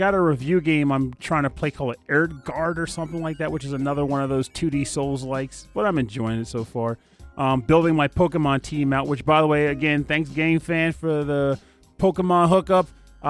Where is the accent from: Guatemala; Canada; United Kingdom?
United Kingdom; And I'm British.